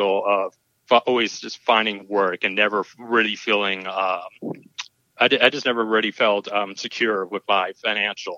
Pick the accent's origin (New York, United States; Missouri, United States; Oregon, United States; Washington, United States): Washington, United States; Tacoma; I'm from Tacoma, Washington